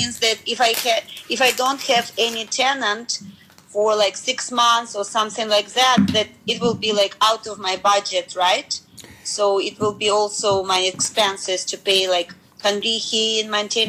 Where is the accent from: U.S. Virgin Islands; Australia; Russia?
Russia; now in Japan